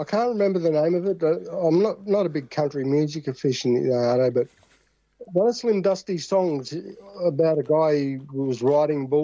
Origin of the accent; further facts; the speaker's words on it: Australia; we're Australian